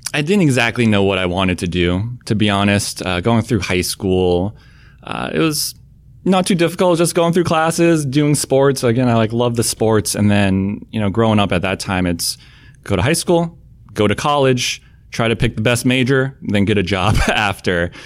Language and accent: English; Southern Maine, United States; moved away; I think people think I grew up in some big city, uh, but grew up in Southern Maine